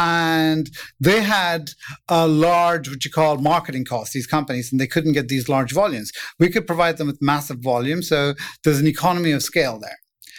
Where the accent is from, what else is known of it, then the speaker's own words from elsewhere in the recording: England, United Kingdom; now in United States; And so I came from England. So when I came to the U.S., I have no idea how to start a business in the U.S. or anything at all.